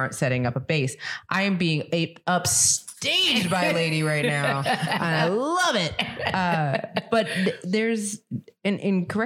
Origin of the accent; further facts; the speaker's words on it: the South, United States; I grew up in the South